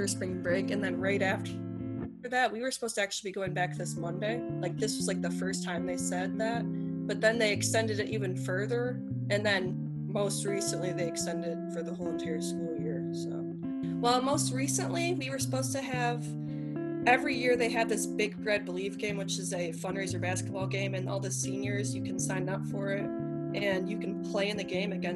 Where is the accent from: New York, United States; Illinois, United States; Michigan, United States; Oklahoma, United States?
Michigan, United States; Port Huron; I'm from Michigan. I used to go to Port Huron High School